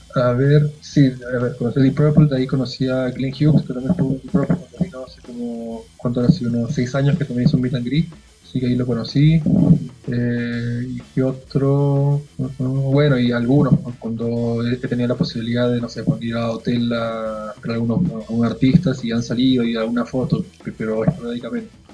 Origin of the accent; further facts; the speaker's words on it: Lima, Peru; now in Chile; nací en Lima y me vine acá en el 2001 por chamba de mi viejo por trabajo, así que nos vimos con familia y nos quedamos.